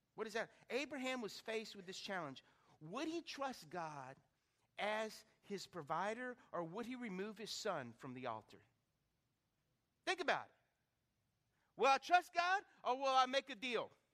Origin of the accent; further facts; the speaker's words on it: Lake Charles, Louisiana, United States; growing up in Lake Charles on Cactus Drive, 1221 Cactus Drive